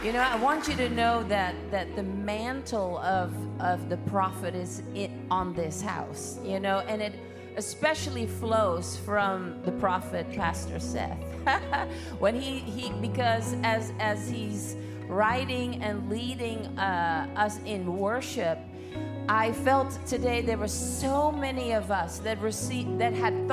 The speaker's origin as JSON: {"language": "English", "country": "Netherlands", "said": "I'm from Holland"}